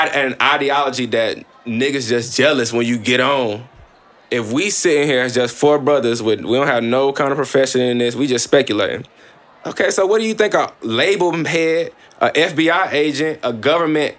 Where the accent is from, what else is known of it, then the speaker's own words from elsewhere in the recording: Columbus, Mississippi, United States; I'm from Northside Columbus, Mississippi